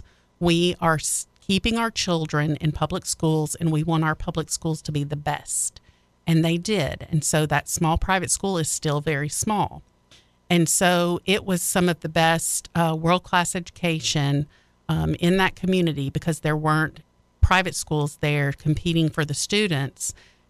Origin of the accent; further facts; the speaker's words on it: Tupelo, Mississippi, United States; moved away as an adult; also born or lived in Germantown, Tennessee / Nashville, Tennessee / Opelika, Alabama; now in Jackson, United States; That's where I graduated high school.